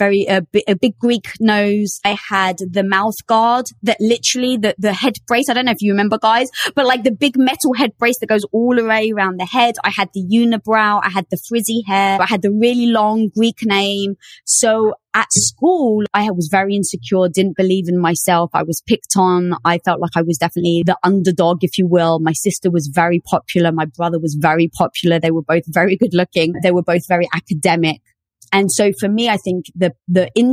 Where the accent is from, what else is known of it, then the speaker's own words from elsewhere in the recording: London, United Kingdom; moved away; I was brought up in the metropolis of London